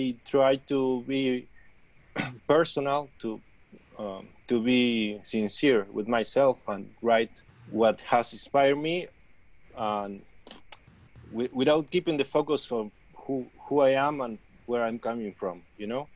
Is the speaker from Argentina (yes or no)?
yes; Argentina; moved away; I'm from Argentina